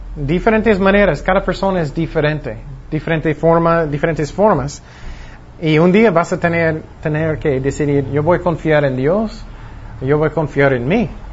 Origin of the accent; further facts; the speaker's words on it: Long Beach, California, United States; yo nací en Long Beach, California